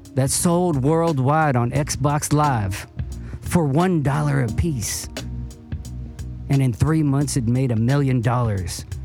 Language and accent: English; Cerritos, California, United States; also born or lived in Torrance; I was born in Torrance and I, I grew up in Cerritos